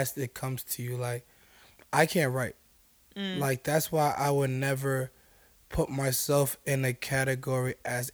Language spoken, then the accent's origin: English; New York, United States; moved away; I'm from New York